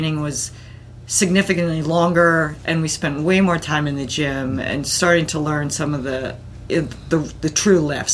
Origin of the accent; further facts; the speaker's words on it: East Coast, United States; also born or lived in Connecticut; now in Boulder, United States; I actually grew up on the East Coast